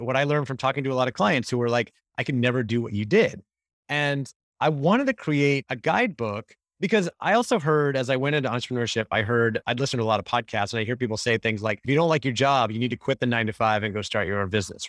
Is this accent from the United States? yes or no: yes; Orlando, Florida, United States; moved away as an adult; also born or lived in Gainesville, Florida; now in California, United States; I grew up in Orlando, Florida